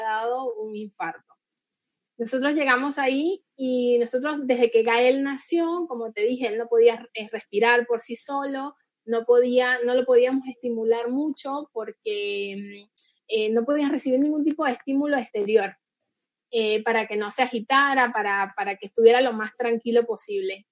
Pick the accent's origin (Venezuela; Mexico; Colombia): Venezuela; moved away as an adult; now in Argentina; yo soy venezolana y la mayor parte de mi familia está en Venezuela y hace ya siete años que estoy acá en Argentina